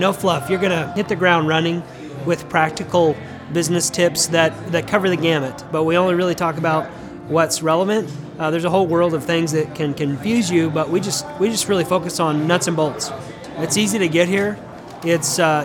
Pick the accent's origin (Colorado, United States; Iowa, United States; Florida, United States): Colorado, United States; Denver; now in Tulsa, United States; I'm originally from Denver